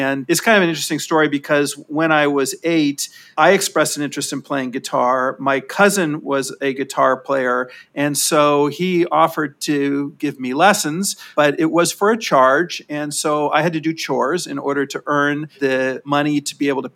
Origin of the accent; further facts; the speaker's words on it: Los Angeles, California, United States; I grew up in Sherman Oaks, California, which is a suburb of Los Angeles in the San Fernando Valley